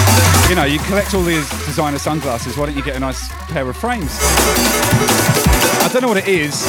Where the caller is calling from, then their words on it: Brisbane, Queensland, Australia; By the way, Joe, I'm streaming from Brizzy. G'day, mate.